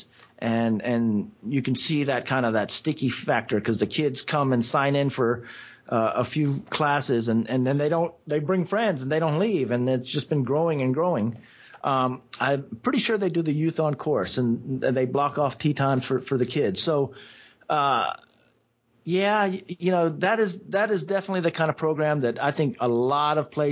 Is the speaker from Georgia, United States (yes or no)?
yes; Atlanta, Georgia, United States; also born or lived in Seoul, South Korea / Nashville; I've grown up in Atlanta. I was born overseas in Seoul, but I was in Atlanta. We came to the U.S. before I was even a year old, and we settled in Atlanta before I actually started any kind of school